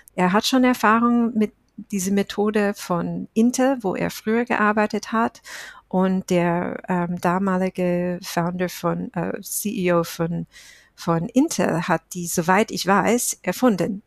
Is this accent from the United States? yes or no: yes; United States; German is a second language; moved away as an adult; now in Germany; ich bin Amerikanerin, ich lebe seit Jahren in Deutschland